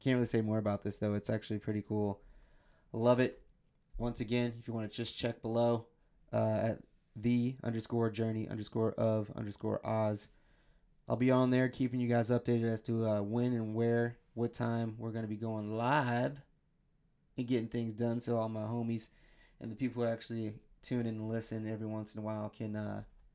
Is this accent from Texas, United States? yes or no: no; Michigan, United States; also born or lived in the South; now in New Jersey, United States; I was born and raised in Michigan